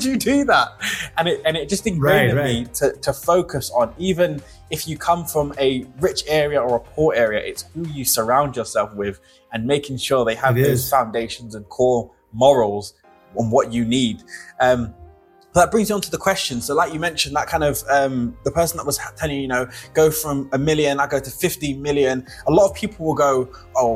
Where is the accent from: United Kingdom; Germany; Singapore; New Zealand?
United Kingdom; London; now in Knutsford, United Kingdom; I grew up in East London